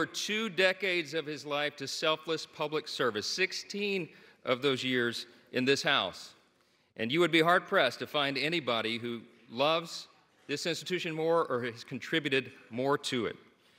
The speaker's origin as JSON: {"language": "English", "town": "Shreveport", "region": "Louisiana", "country": "United States", "tie": "born or raised there"}